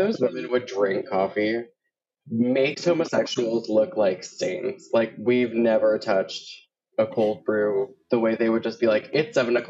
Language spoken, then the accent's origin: English; Miami, Florida, United States; moved away; also born or lived in Puerto Rico; I was born in Puerto Rico and then raised in Miami and then came here. So where I'm from truly depends on the time of day you ask me.